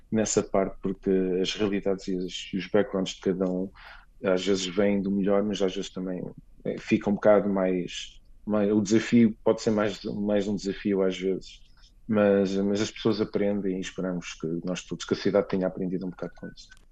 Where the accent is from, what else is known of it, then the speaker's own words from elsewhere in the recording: Lisbon, Portugal; moved away as an adult; also born or lived in Loures / Bucelas; now in New York, United States; eu nasci e cresci em Lisboa e depois vim, vim, vim para os Estados Unidos